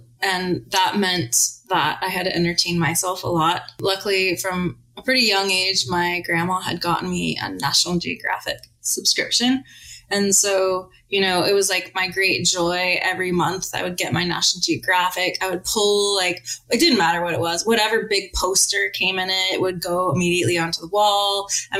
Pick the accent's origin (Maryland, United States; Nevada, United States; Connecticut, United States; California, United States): Nevada, United States; Las Vegas; moved away as an adult; also born or lived in Oregon / England; I grew up in Las Vegas